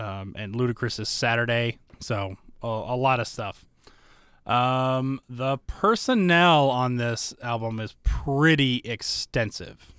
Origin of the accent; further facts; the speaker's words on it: Alpharetta, Georgia, United States; moved away; I typically say Georgia